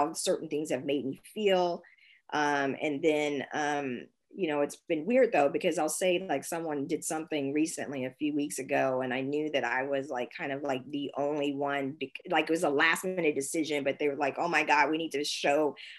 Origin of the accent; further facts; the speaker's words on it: Kansas, United States; also born or lived in San Francisco, United States; now in Germany; growing up in Kansas